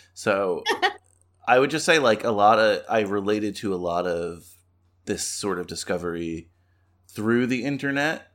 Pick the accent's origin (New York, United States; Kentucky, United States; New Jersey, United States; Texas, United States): New York, United States; I'm from New York